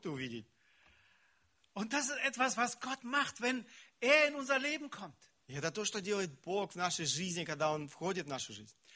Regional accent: Siberia, Russia; Bei uns in Sibirien sagte man, у нас в Сибири говорили, wenn ein Mensch zum Glauben kommt, das muss die Kuh im Kuhstall merken.

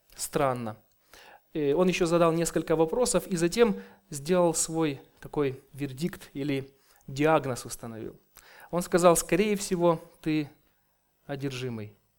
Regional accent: Kyiv, Ukraine; я с Украины, с города Киева

